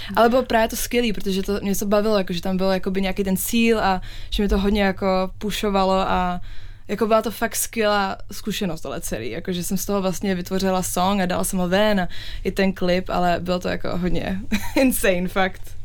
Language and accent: Czech; Czechia; also born or lived in England; now in United Kingdom; jsem Češka